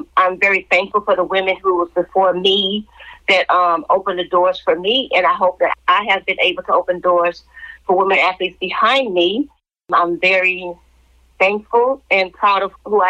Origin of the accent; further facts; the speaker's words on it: Galveston, Texas, United States; also born or lived in Houston, Texas; I grew up in Texas. I grew up in Galveston Island. And then my mom and my stepfather moved to Houston.